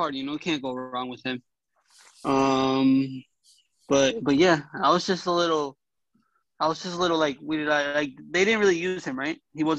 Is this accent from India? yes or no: no; Puerto Rico; Is in my hometown today, Puerto Rico.